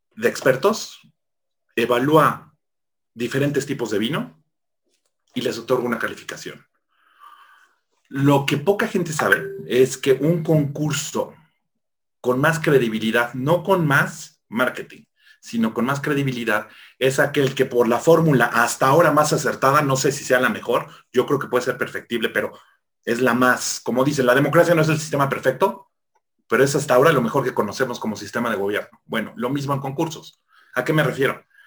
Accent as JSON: {"language": "Spanish", "country": "Mexico", "said": "como típico mexicano farol"}